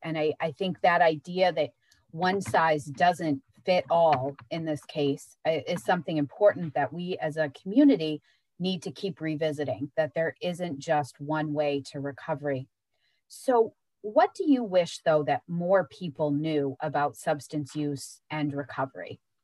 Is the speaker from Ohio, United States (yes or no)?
no; Searsport, Maine, United States; I was growing up in Searsport